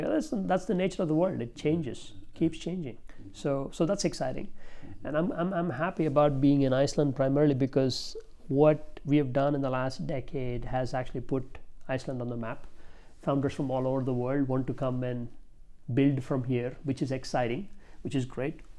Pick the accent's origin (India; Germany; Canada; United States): India; I'm from India